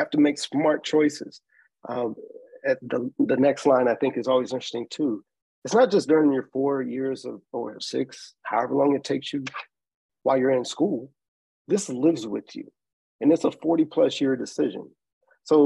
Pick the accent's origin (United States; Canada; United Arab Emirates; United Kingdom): United States; Nashville, Tennessee; I'm originally from Nashville, Tennessee. I grew up in the public school system.